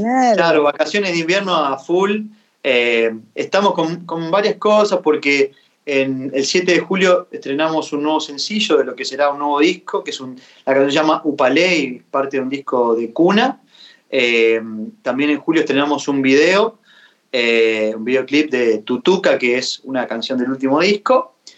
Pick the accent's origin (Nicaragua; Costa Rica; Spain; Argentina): Argentina; Santa Fe; Y Fede es un amigo de mi pueblo, es bien santafesina la canción, porque León este, Fede, yo, todo allá